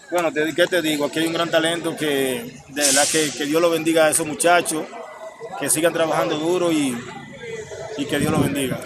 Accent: Dominican Republic; como dominicano, como jugador

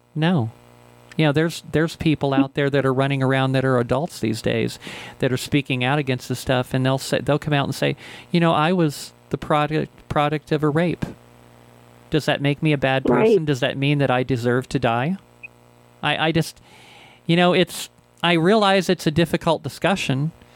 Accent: Ohio, United States; now in Albuquerque, United States; This is where I grew up. I grew up in Ohio.

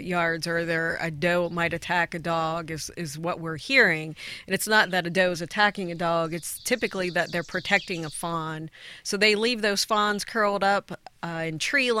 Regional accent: Ohio, United States; moved away as an adult; now in Tennessee, United States; My background's from Ohio.

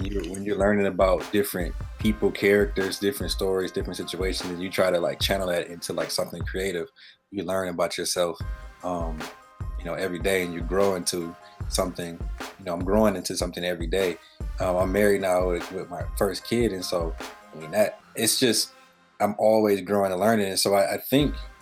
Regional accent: Detroit, Michigan, United States; now in Lansing, United States; born and raised in Detroit.

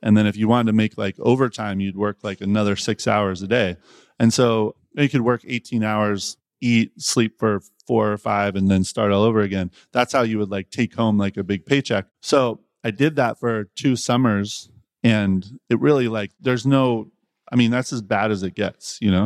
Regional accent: Eugene, Oregon, United States; moved away; I grew up in Eugene

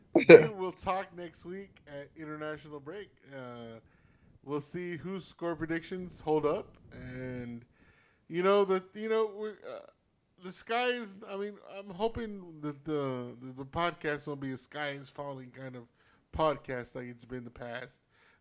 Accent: Texas, United States; because we here in Texas, you see, we're Texas first, we're American second

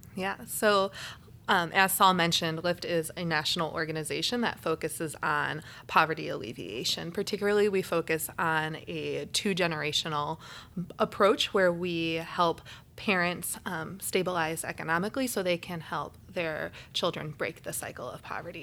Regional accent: Naperville, Illinois, United States; also born or lived in Kentucky; I grew up in Naperville, a rather large suburb of the city

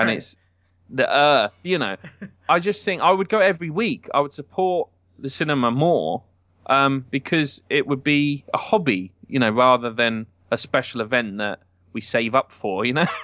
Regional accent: United Kingdom; as a British person

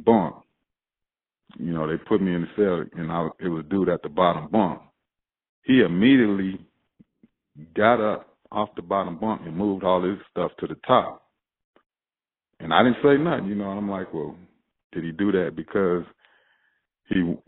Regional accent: Monrovia, California, United States; I grew up in Monrovia, man. It's gangs, it's drugs, all that was involved in my city

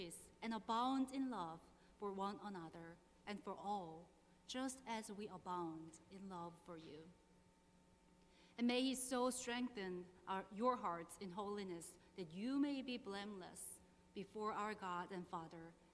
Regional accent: South Korea; moved away as an adult; now in Burke, United States; I was born and raised in South Korea and came to the United States in 2009.

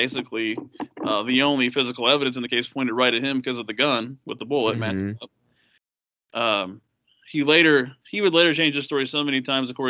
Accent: Tipton, Indiana, United States; my hometown when I was a kid. And here I was, you know, being the Tipton County beat reporter

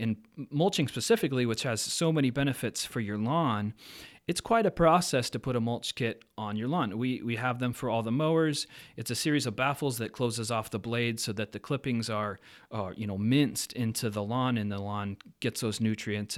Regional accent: Pacific Northwest, United States; now in Fargo-Moorhead, United States; I grew up in the Pacific Northwest with a family company that mowed, landscaped, did all kinds of outdoor services

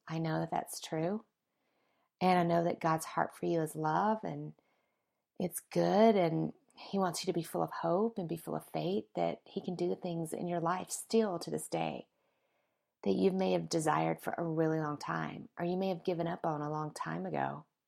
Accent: the South, United States; moved away as an adult; now in Colorado, United States; my hometown in the South, and I haven't been in about a year, and whenever I go back, it, it gets very, like, all the memories come flooding back, right, from when I was little and, you know, just growing up there

